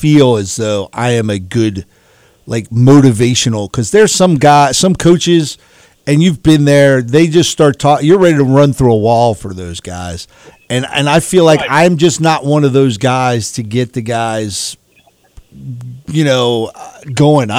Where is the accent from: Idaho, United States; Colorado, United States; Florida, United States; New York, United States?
New York, United States; I grew up in New York.